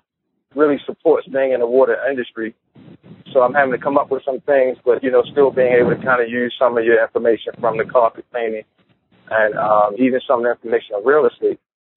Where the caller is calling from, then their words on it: Baltimore, Maryland, United States; Baltimore, Maryland.